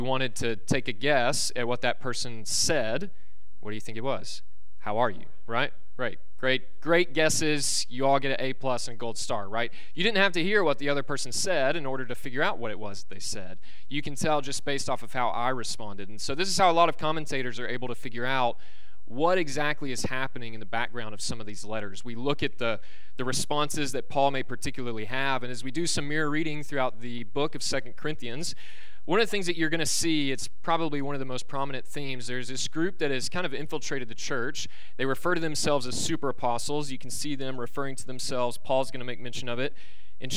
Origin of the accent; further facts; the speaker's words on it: Alabama, United States; born and raised in Alabama